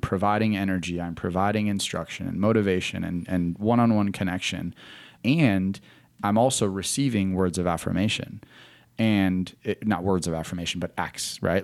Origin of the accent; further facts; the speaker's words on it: Wisconsin, United States; moved away as an adult; now in Charlotte, United States; I was born and raised in Wisconsin, uh, moved to Charlotte because I wanted to get out of the winter.